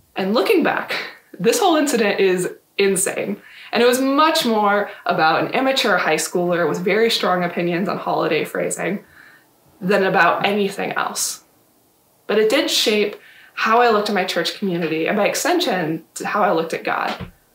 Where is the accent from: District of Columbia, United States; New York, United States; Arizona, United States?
Arizona, United States; Yuma; I grew up in Yuma